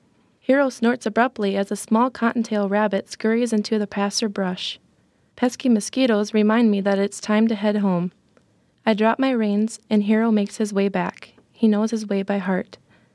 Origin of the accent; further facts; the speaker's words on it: Winfred, South Dakota, United States; I am a freshman in college. I'm from Winfred, South Dakota.